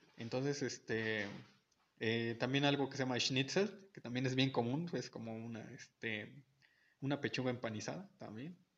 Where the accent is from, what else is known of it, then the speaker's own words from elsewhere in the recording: Mexico; nuestros pequeños pequeños defectos como mexicanos